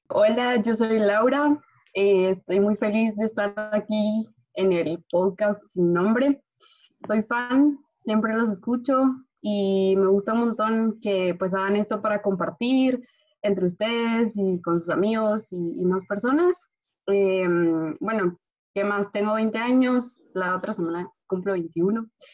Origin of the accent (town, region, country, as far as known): Guatemala; moved away